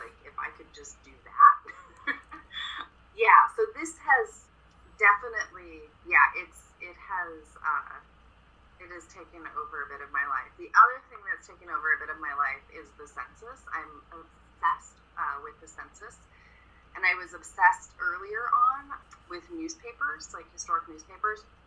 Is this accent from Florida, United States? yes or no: no; Eugene, Oregon, United States; I grew up in Eugene, which is about 45 minutes to an hour south of where I am now.